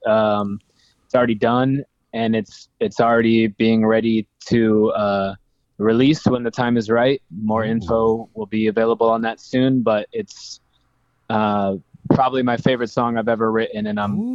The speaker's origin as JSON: {"language": "English", "town": "Las Vegas", "region": "Nevada", "country": "United States", "tie": "born or raised there", "said": "in Las Vegas, which is my hometown."}